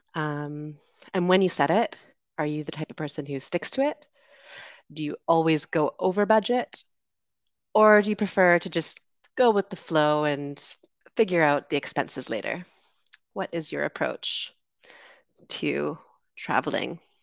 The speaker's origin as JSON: {"language": "English", "country": "Canada", "said": "I'm from Canada, currently traveling in the Dominican Republic"}